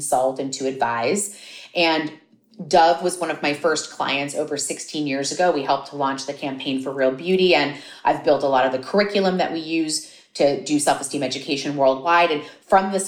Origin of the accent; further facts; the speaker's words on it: Miami, Florida, United States; I grew up in Miami